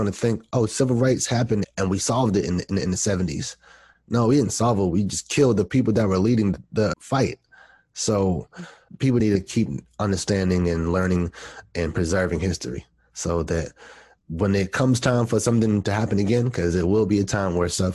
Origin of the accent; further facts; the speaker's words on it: East Coast, United States; I grew up on the East Coast and I was born in the 80s.